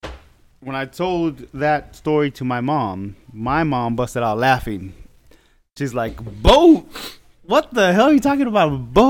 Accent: Zacatecas, Mexico; now in United States; It's a little small town in the mountains in Zacatecas

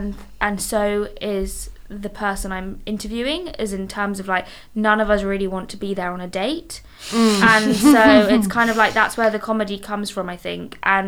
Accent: Marylebone, London, United Kingdom; In Marylebone. But there's literally no chicken shops in central London.

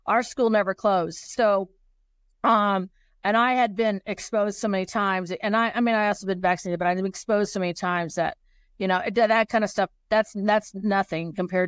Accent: Kansas, United States; now in Colorado, United States; I'm from Kansas, but I actually live in Colorado.

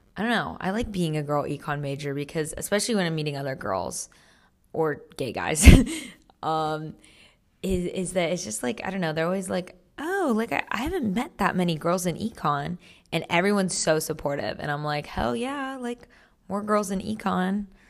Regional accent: Monterey, California, United States; I'm from Central California, which I think people would consider NorCal, like Monterey

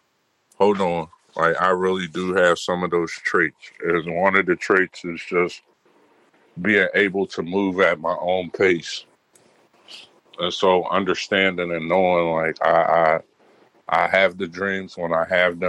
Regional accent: Midwest, United States; growing up in the Midwest

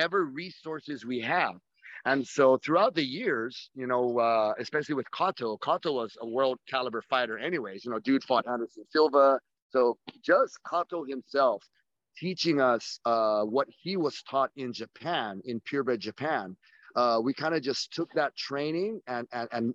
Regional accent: Saipan, Northern Mariana Islands; we're just from Saipan, we're from a small little rock

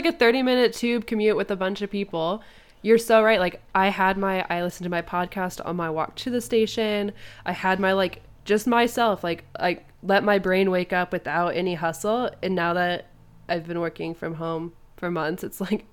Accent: Indiana, United States; moved away as an adult; also born or lived in London / France; growing up in Indiana, we couldn't walk to the grocery store

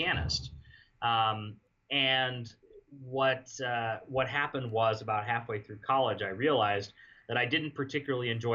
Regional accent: northern Arizona, United States; moved away as an adult; also born or lived in Los Angeles / Maryland / Indiana; I was born in Los Angeles, grew up in northern Arizona

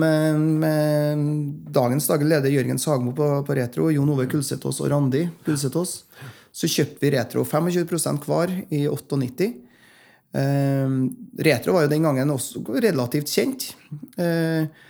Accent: Frosta, Trøndelag, Norway; jeg kommer opprinnelig fra Frosta, Nord-Trøndelag, som nå er en del av Trøndelag. Og eh, Der vokste jeg opp

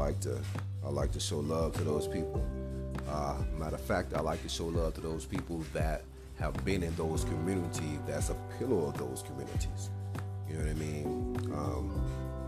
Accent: West Point, Mississippi, United States; now in Denver, United States; I'm originally from Mississippi

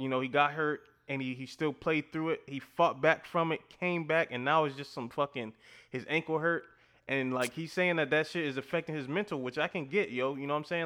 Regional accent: Louisiana, United States; I'm from Louisiana

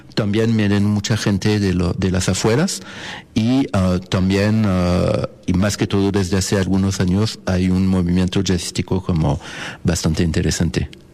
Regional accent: Paris, Île-de-France, France; Spanish is a second language; moved away as an adult; now in Mexico; Yo nací en, ah, en París, Francia, y allá como allá estudié.

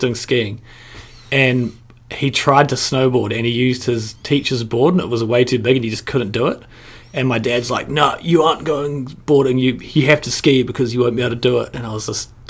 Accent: Porirua, Wellington, New Zealand; I'm from Porirua in Wellington

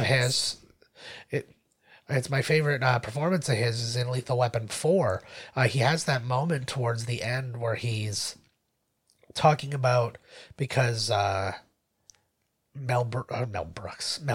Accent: Canada; We're Canadian

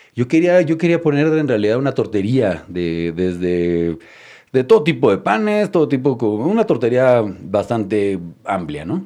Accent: Mexico City, Mexico; Yo nazco en la Ciudad de México, soy mexicano.

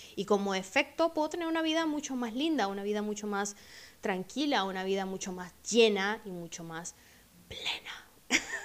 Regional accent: Venezuela; moved away; mi país, de donde vengo, Venezuela

